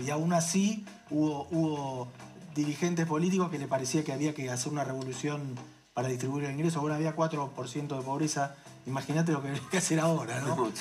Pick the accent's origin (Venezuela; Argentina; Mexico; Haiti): Argentina; la Argentina, digo nosotros porque somos parte de la Argentina